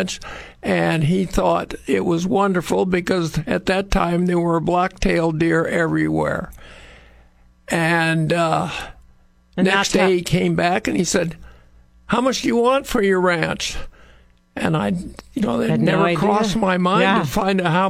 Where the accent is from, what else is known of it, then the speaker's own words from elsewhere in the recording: San Luis Obispo, California, United States; I was born in San Luis Obispo